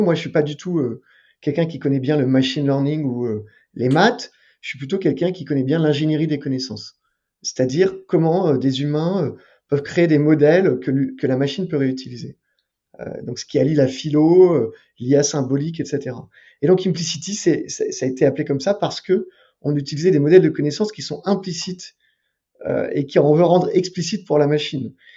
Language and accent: French; Paris, Île-de-France, France; J'étais en terminale dans un lycée parisien parce que j'ai grandi à Paris